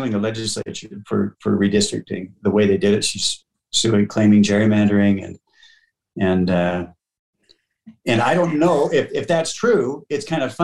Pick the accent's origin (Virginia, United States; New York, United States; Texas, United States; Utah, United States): Utah, United States; Millcreek; I was born and raised in Mill Creek